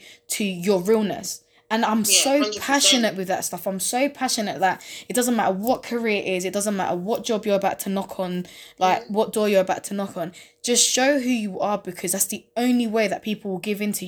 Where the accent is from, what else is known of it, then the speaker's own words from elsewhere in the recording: London, United Kingdom; East London, Newham